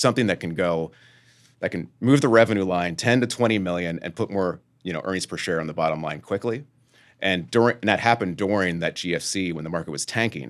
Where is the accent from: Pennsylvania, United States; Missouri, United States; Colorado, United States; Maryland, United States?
Pennsylvania, United States; Lancaster; I'm from Lancaster, three hour train ride or bus ride away